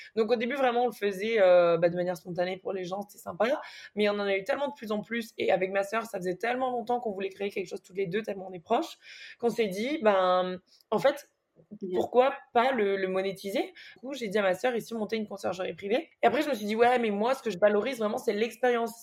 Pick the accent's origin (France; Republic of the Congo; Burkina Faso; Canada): France; Nice, Provence-Alpes-Côte d'Azur; Je suis née à Nice et j'ai toujours vécu à Nice jusqu'à maintenant